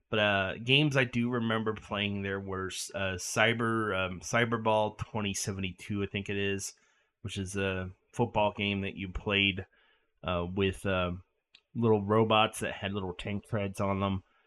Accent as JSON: {"language": "English", "town": "York", "region": "Pennsylvania", "country": "United States", "tie": "born or raised there", "moved": "as an adult", "said": "I moved away from York for good, which is pretty much right after college"}